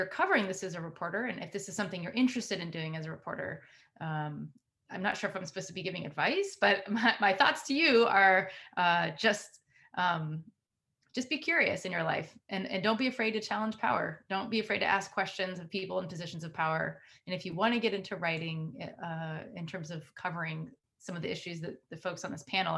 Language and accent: English; United States; I grew up in outside of Washington, D.C.